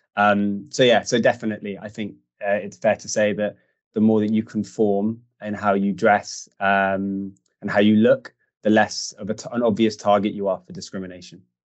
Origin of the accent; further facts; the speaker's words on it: United Kingdom; born and bred in the UK, but of uh, Jewish heritage